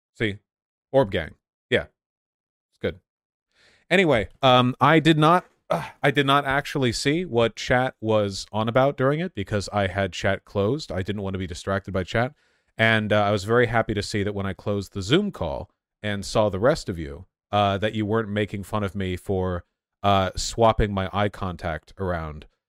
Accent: Los Angeles, California, United States; I grew up in Los Angeles

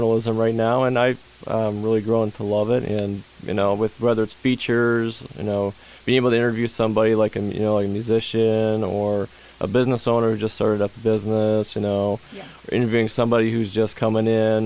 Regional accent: Davison, Michigan, United States; I grew up in Davison, right on the border of Lapeer County

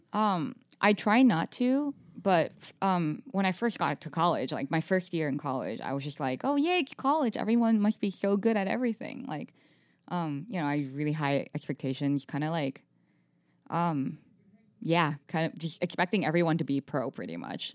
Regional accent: Taiwan; moved away as an adult; I went to an international school back home in Taiwan

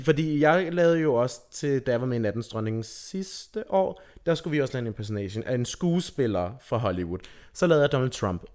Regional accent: Rødby, Zealand, Denmark; jeg er fra Rødby

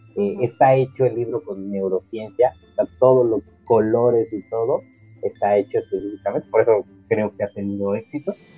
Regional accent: Mexico; como mexicanos somos como familia muéganos

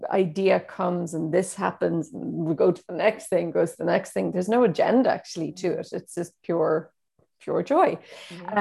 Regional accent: Donegal, Ulster, Ireland; I grew up in Donegal, where there were no theatres

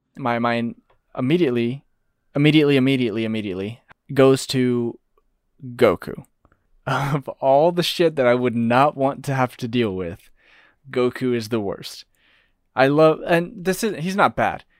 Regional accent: United States; We're American

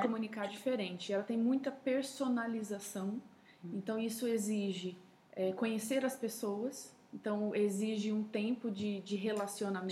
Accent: São Paulo, Brazil; sou paulistana de nascimento

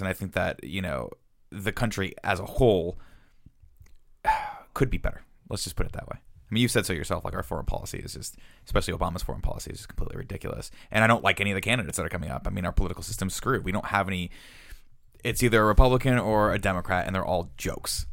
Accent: United States; being American

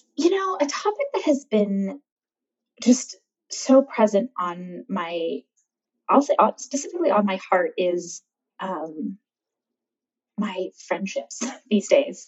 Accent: California, United States; I'm born and raised in California

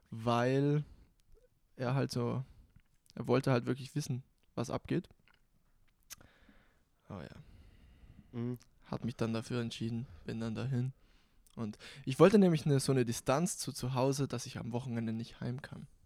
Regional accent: Bolzano, Trentino-Alto Adige, Italy; moved away as an adult; now in Graz, Austria; Geboren in Südtirol, geboren in Bozen, Südtirol. Mit 18 nach Graz gezogen nach Österreich und deshalb habe ich keinen genauen Dialekt. Also es ist so eine Mischung.

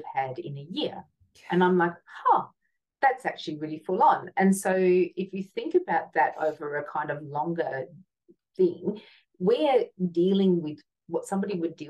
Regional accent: Hobart, Tasmania, Australia; I grew up in Hobart, and it was kind of like a country town in the 70s.

